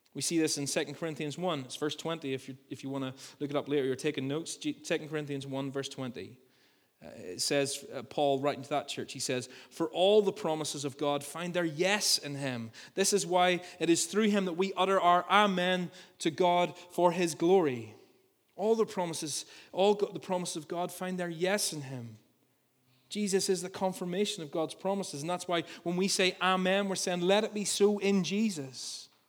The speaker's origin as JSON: {"language": "English", "town": "Ballymena", "region": "Northern Ireland", "country": "United Kingdom", "tie": "born or raised there", "said": "I grew up in the country outside Ballymena"}